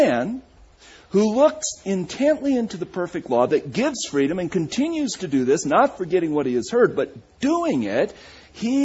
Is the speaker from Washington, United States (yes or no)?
yes; Walla Walla, Washington, United States; I said, "Walla Walla,"